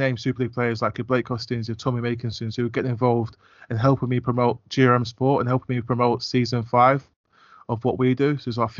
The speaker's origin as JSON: {"language": "English", "region": "London", "country": "United Kingdom", "tie": "born or raised there", "said": "And I grew up in North London, so Ali Pally, where they play the World Darts Championships, I used to drive past it on the way to school all the time on Boswell Hill."}